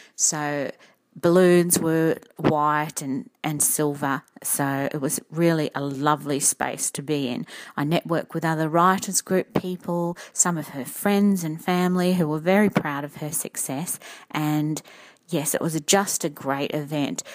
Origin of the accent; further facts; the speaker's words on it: Redcliffe, Queensland, Australia; I come from Redcliffe